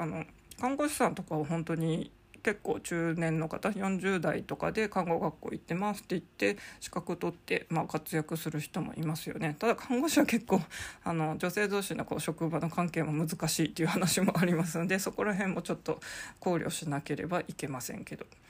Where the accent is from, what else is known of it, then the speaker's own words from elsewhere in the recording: Sapporo, Hokkaido, Japan; 地元札幌